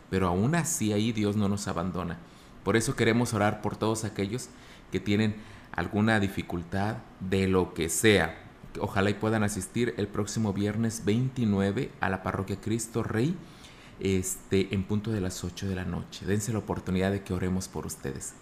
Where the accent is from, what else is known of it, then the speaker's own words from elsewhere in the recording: Laguna del Mante, San Luis Potosí, Mexico; now in Ciudad Valles, Mexico; Yo soy de Laguna del Mante, aquí cerquita del municipio de Ciudad Valles